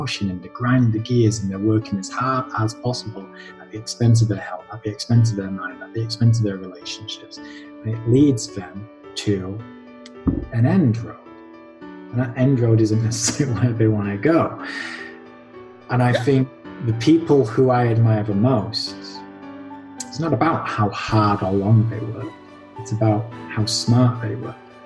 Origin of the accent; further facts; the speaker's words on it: Halifax, Yorkshire and the Humber, United Kingdom; Born and bred Halifax, done a bit of traveling here and there, but yeah, my roots are here